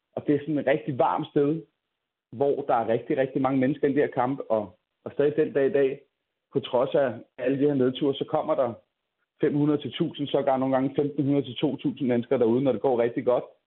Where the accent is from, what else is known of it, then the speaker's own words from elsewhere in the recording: Copenhagen, Capital Region of Denmark, Denmark; nu er jeg selv fra København